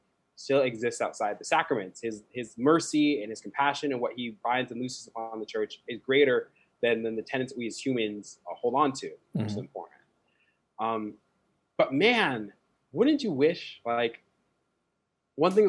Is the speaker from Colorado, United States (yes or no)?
yes; Colorado, United States; moved away; Colorado, my home state